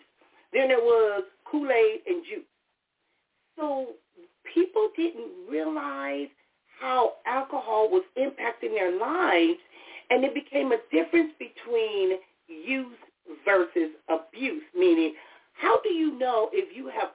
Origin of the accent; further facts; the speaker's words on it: Compton, California, United States; I grew up in Compton, California